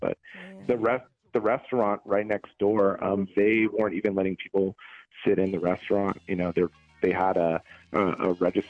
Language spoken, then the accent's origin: English; Oakland, California, United States; moved away as an adult; now in Las Vegas, United States; I'm here in Las Vegas, actually, with a 510 area code. Originally from Oakland, but I've been in Vegas for 12 years.